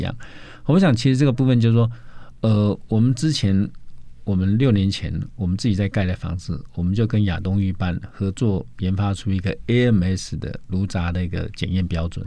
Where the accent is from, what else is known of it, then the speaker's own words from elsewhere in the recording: Taiwan; 我们台湾人